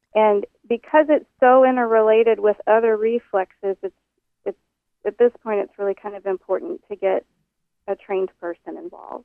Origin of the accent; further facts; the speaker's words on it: Oklahoma, United States; moved away; I'm from Oklahoma originally, and all my people are, are from the South